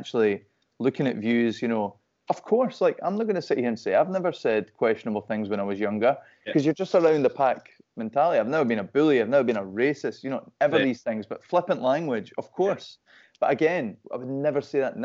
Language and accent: English; Perth, Scotland, United Kingdom; moved away as an adult; now in Glasgow, United Kingdom; I'm from Perth, obviously it's a city, but it's a small place